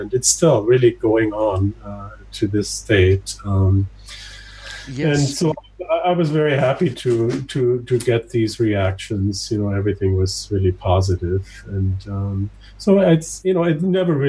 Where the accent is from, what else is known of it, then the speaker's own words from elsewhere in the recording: western Austria, on Lake Constance, Vorarlberg, Austria; moved away; I grew up in Austria, in the western part of Austria, right next to Switzerland and Germany, on Lake Constanz.